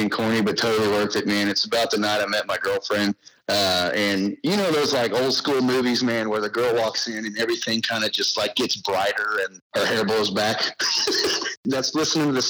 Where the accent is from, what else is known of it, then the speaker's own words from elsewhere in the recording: Magnolia, Texas, United States; I'm from Magnolia, Texas, a small town about 40 miles north of Houston.